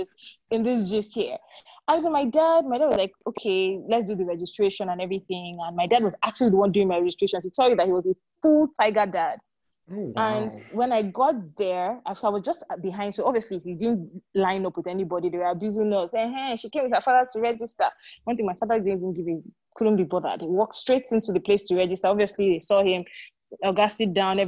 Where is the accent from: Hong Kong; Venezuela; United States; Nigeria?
Nigeria; moved away as an adult; also born or lived in United Kingdom; So I grew up in Nigeria. And then I moved to the UK, I think in 2001 or 2002, I can't remember now, to start my master's.